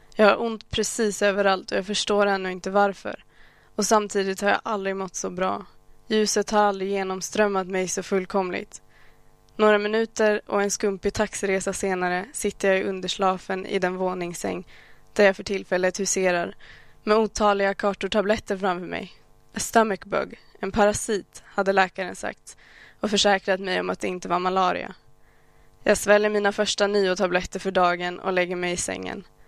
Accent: Sweden; jag faktiskt är född här? Att jag aldrig levt i något annat?

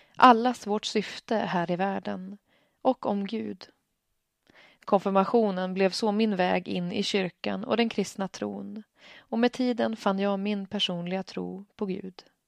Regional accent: Stockholm, Stockholm County, Sweden; moved away as an adult; now in Örnsköldsvik, Sweden; Jag kommer från Stockholm, där jag vuxit upp och studerat och bor sedan tvåtusendsexton i Örnsköldsvik

